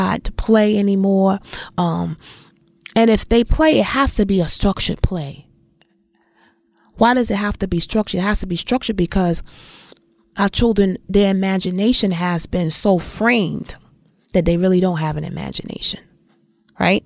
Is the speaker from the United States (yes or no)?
yes; New York City, New York, United States; where I grew up in Bed-Stuy, when we first moved over there, the neighborhood was diverse.